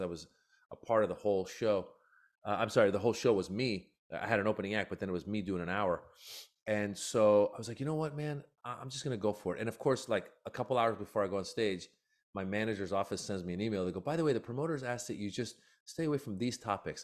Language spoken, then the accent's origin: English; Iran; now in United States; I was born in Iran